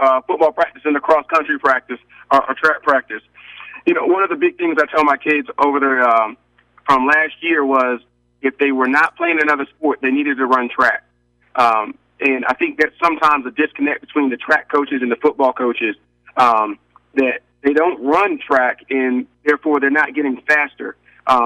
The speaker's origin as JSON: {"language": "English", "region": "Maryland", "country": "United States", "moved": "yes", "lives_now": "Savannah, United States", "said": "I'm from Maryland"}